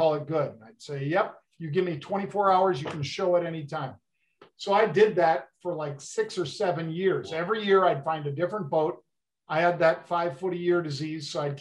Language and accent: English; San Francisco, California, United States; moved away; also born or lived in Minneapolis / Chicago; When I moved to Chicago, Matt, I sailed a little when I was growing up in San Francisco and then in Minneapolis